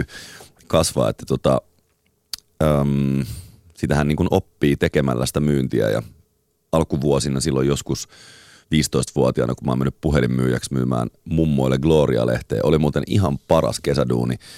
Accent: Espoo, Uusimaa, Finland; mä muistan pienenä Tuokkosessa, asuttiin Espoossa

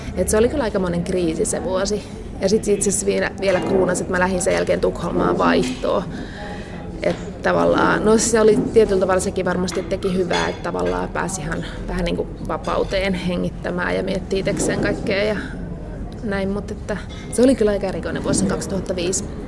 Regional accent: Asikkala, Päijät-Häme, Finland; mä oon Asikkalasta ja Simo Heinolasta ja ne on saman järven rannalla kuitenkin päijät Hämeessä

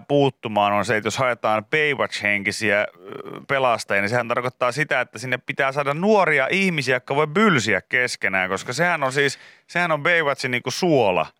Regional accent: Pori, Satakunta, Finland; mä oon tietysti kotoisin niin Porista

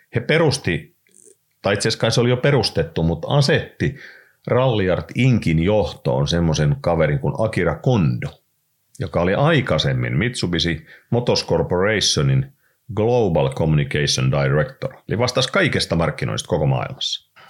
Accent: Raisio, Southwest Finland, Finland; also born or lived in United States; me tultiin sieltä Jenkeistä takaisin sitten Raisioon siinä 60-luvun puolivälissä

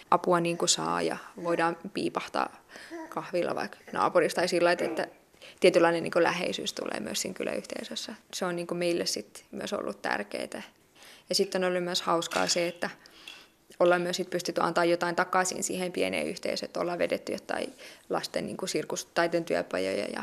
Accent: Tampere, Pirkanmaa, Finland; Mä oon itse kotoisin Tampereelta

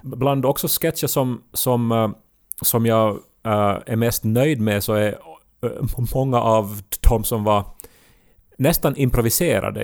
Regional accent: Ostrobothnia, Finland; accent: Ostrobothnian dialect; jag har också österbottniska vänner som jag inte talar dialekt med.

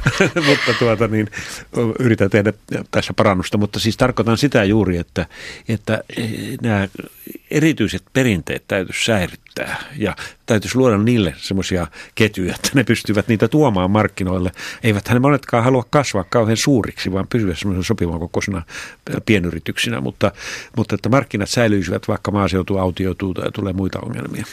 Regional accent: northern Finland, Finland; moved away; pohjoisessa, mistä mä oon kotoisin

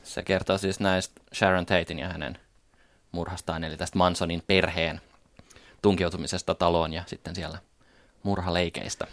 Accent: Paimio, Southwest Finland, Finland; internet oli meillä Paimiossa aika uusi juttu

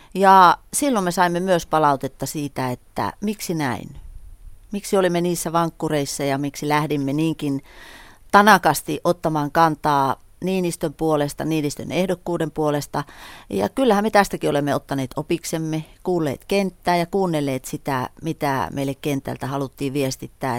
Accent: northern Finland, Finland

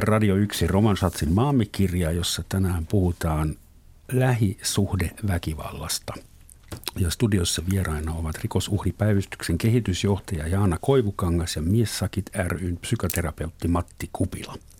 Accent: Southern Germany, Germany; Finnish is a second language; moved away as an adult; now in Finland; meillä Etelä-Saksassa myöskin – Vuonna 1972 kiellettiin ruumilliset kuritukset mun osavaltiossa.

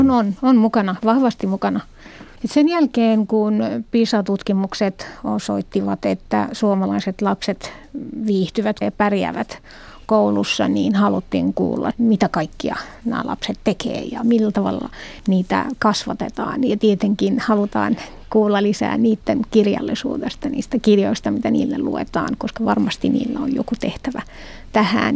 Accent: Morocco; accent: Moroccan Arabic; first language Moroccan Arabic; Finnish is a second language; moved away; mun äidinkieli on arabia, mutta Marokon arabia

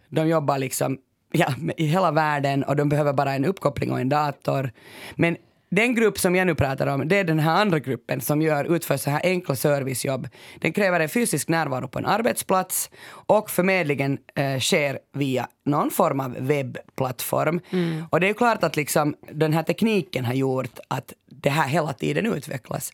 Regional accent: Finland; Jag kommer ju från Finland och en bastukultur

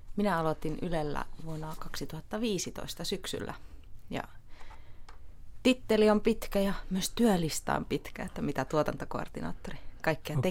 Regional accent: Tallinn, Harju County, Estonia; now in Finland; olen Virosta kotoisin

